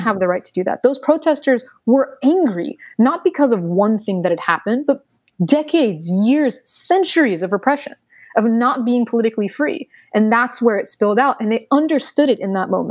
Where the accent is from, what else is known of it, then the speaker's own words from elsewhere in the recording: United States; I was born in the United States. This is very much my country